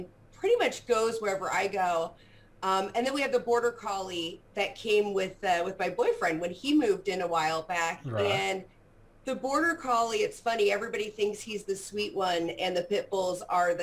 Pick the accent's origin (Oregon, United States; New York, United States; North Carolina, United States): Oregon, United States; Portland, Pacific Northwest, Oregon area, United States; I'm from the Portland, Oregon area, born and raised in the Pacific Northwest